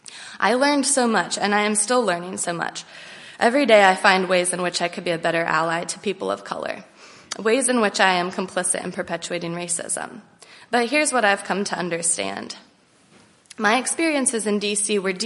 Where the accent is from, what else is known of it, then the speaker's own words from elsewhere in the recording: Lancaster County, Pennsylvania, United States; also born or lived in Harrisonburg, Virginia / Washington, D.C.; I grew up here in Lancaster County and graduated from Conestoga Valley High School in 2009.